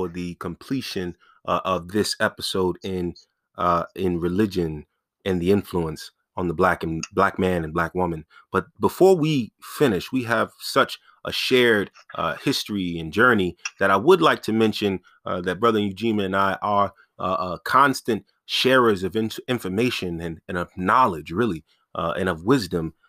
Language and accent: English; Roosevelt, New York, United States; Growing up in Roosevelt, we are now a very mixed community